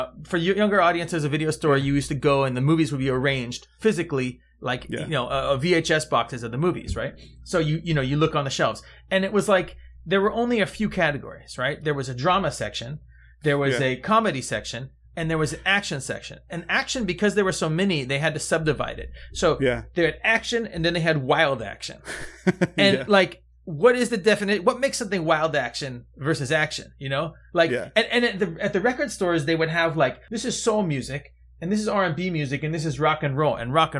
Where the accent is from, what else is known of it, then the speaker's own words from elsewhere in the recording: Georgia, United States; You know, there's clay where I'm from. It's not even dirt on the road because you know I'm from Georgia where it's just clay.